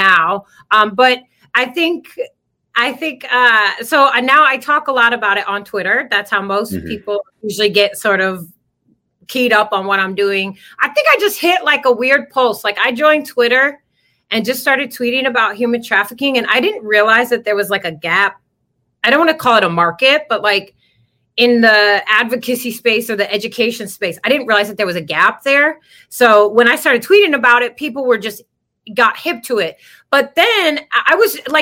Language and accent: English; Midwest, United States; also born or lived in Turkey; I am from the Midwest